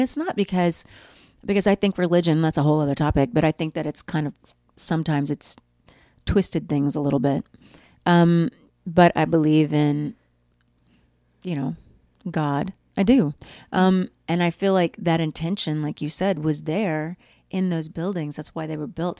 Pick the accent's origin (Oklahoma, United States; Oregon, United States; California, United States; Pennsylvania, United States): Oklahoma, United States; I grew up in Oklahoma